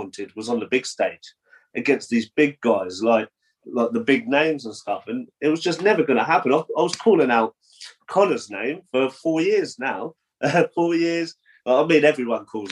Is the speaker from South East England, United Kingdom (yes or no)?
yes; Portsmouth, South East England, United Kingdom; my hometown of Portsmouth